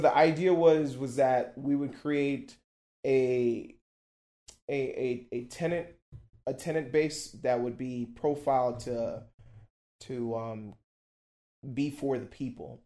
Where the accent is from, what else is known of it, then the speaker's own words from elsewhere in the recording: Miami, Florida, United States; also born or lived in Brussels, Belgium; I'm from Miami